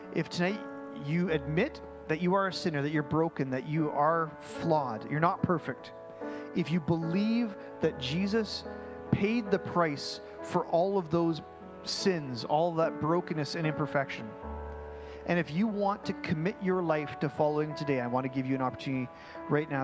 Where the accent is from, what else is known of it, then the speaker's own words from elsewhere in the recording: Mission, British Columbia, Canada; I'm actually from Mission